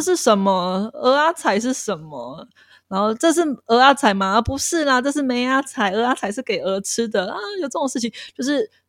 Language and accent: Chinese; Taipei, Taiwan; moved away as an adult; also born or lived in Matsu; now in Hualien, Taiwan; 我是台北人，然后我接触的环境也比较单一